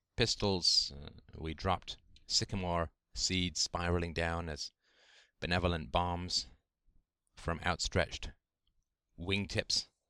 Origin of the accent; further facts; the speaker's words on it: England, United Kingdom; grew up in the, in the seventies in England